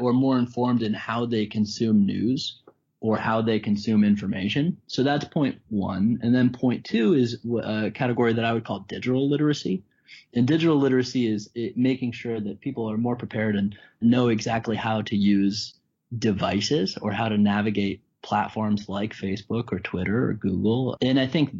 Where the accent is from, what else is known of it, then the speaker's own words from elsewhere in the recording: Colorado, United States; I'm from Colorado